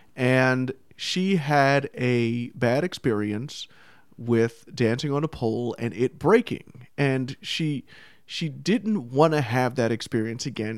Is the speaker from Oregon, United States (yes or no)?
no; New York, United States; I'm from New York.